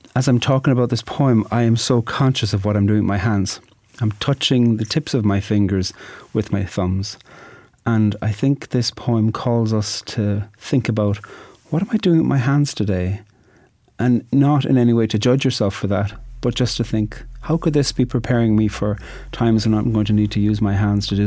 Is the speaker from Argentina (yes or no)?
no; Ireland; I'm an Irish poet